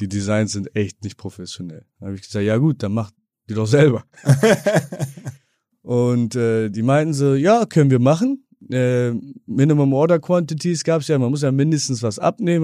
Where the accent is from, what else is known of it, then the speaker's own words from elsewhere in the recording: Bremen, Germany; moved away as an adult; Ja, ich bin Bremer. Bin auch, gut, ich lebe seit knapp 19 Jahren nicht mehr in Bremen